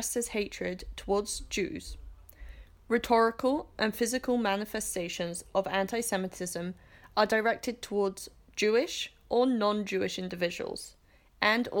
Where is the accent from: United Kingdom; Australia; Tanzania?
United Kingdom; England; I'm from England